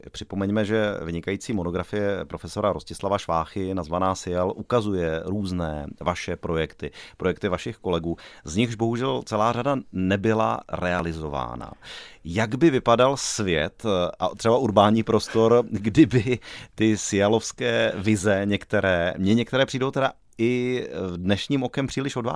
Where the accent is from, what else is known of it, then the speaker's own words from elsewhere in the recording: Liberec, Liberec Region, Czechia; Já jsem taky z Liberce.